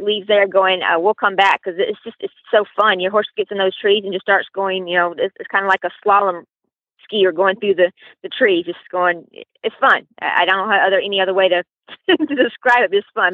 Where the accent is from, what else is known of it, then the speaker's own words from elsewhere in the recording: Louisiana, United States; I'm from Louisiana